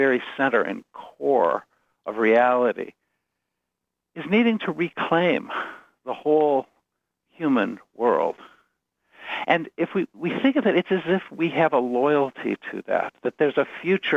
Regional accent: United States; also born or lived in Chicago area / Ann Arbor; I'm an American

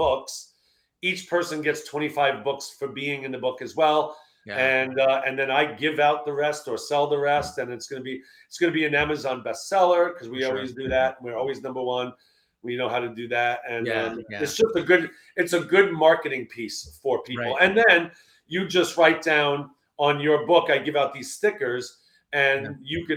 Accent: New York, United States; I'm from New York.

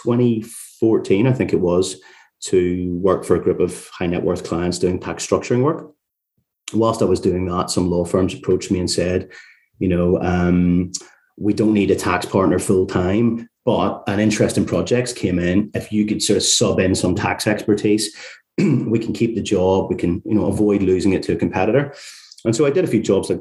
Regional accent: Carrickfergus, Northern Ireland, United Kingdom; moved away as an adult; also born or lived in Leeds / York; now in London, United Kingdom; listeners could probably tell from my accent that I'm not sort of from London originally. I'm from a place called Carrickfergus, just outside Belfast. But I moved over to England for university when I was 18

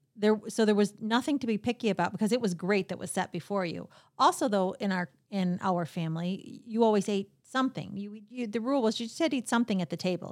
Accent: Royal Oak, Michigan, United States; I grew up in uh, right here in, in the Royal Oak area

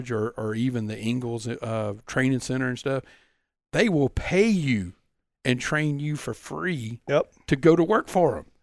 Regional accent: Pascagoula, Mississippi, United States; Growing up, growing up in Pascagoula, let me tell you

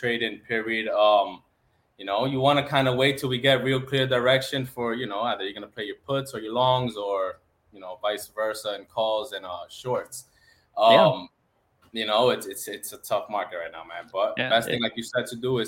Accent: New York City, New York, United States; moved away as an adult; also born or lived in Florida; now in California, United States; born and raised in New York City, lived a few years in Florida, came out here

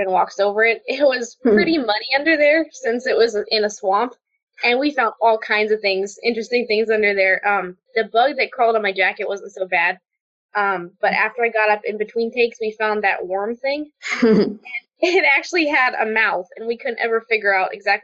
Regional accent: Portland, Oregon, United States; also born or lived in Albany, Oregon; I grew up in Portland, and until I was 8 years old, my dad worked at Intel

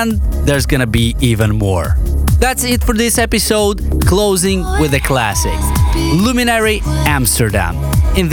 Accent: Moldova; in my home country, Moldova

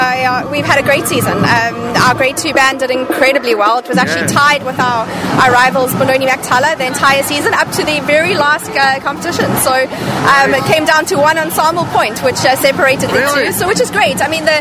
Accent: Johannesburg, Gauteng, South Africa; I'm from Johannesburg

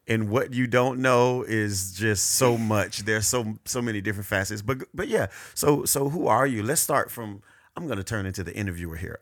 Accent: Hollywood, Florida, United States; born and raised in Hollywood, Florida. More exact, Cava Ranches, Florida.

